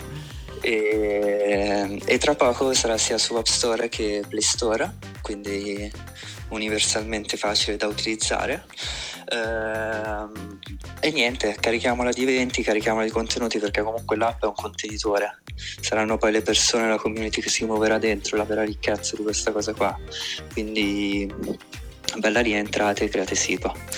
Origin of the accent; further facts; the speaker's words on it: Como, Lombardy, Italy; sono di Como